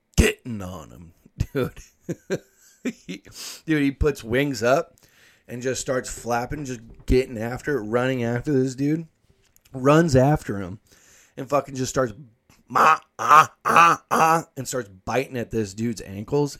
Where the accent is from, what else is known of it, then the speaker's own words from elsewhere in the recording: United States; I'm from Washington